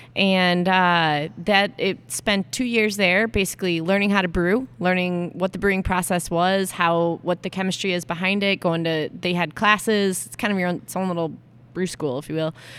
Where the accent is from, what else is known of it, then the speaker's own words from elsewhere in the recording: Aurora, Illinois, United States; back in Chicago, my hometown